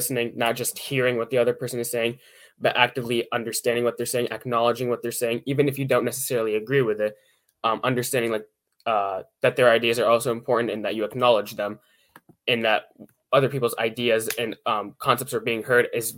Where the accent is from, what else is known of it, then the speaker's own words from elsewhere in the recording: Pittsburgh, Pennsylvania, United States; I'm from Pittsburgh, Pennsylvania